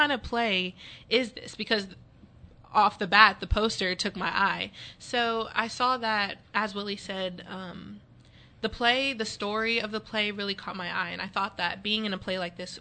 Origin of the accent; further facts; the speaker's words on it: Dallas, Texas, United States; also born or lived in Pittsburg, Texas; I'm from Pittsburgh, Texas. I've been there for 4 years, but I was born in Dallas